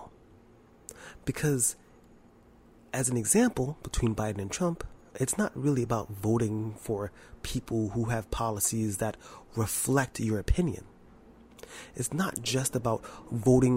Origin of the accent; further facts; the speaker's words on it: New York, United States; I'm from New York and I'm black